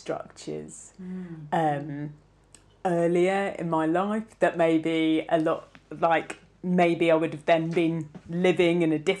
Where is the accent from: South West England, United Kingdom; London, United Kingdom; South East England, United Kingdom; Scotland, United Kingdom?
South West England, United Kingdom; Cornwall; growing up in Cornwall in a place where I feel that I'm physically of the land and it's within me.